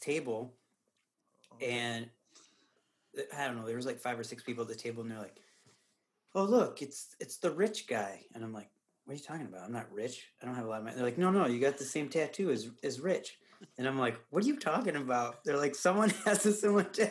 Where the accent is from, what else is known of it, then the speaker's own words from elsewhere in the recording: Upper Peninsula of Michigan, United States; being from the UP.